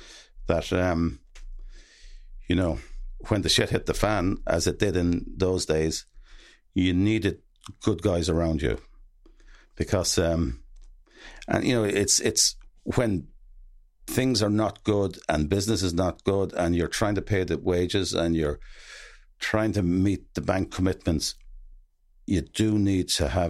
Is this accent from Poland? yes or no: no; Gortnahoo, Ireland; I'm from Gortnahoo. Myself and Shane Long are two famous people from Gortnahoo.